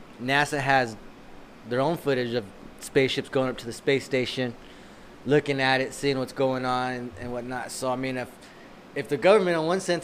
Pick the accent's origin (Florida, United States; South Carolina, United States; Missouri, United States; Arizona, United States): Arizona, United States; I'm born and raised in Arizona